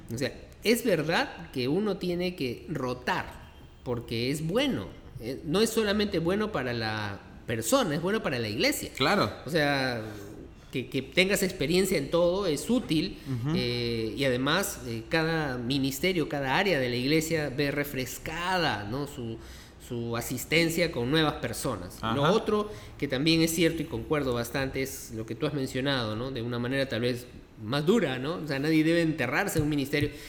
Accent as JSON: {"language": "Spanish", "region": "Lima", "country": "Peru", "tie": "born or raised there", "said": "nací aquí en Lima, eh, nací en los barrios altos"}